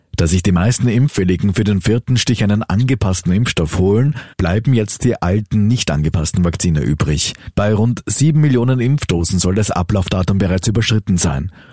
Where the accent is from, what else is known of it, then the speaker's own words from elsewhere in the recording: Austria; bei uns in Österreich